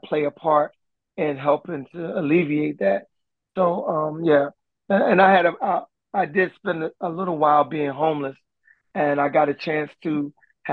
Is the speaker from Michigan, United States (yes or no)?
no; Philadelphia, Pennsylvania, United States; I remember when we lived in North Philly